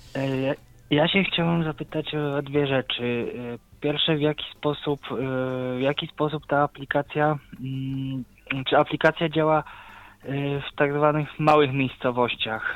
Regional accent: Cieszyn, Silesian Voivodeship, Poland; ja na przykład pochodzę z Cieszyna

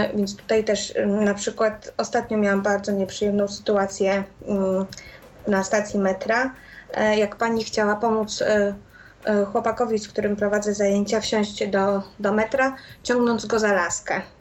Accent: Warsaw, Masovian Voivodeship, Poland; u nas w Warszawie

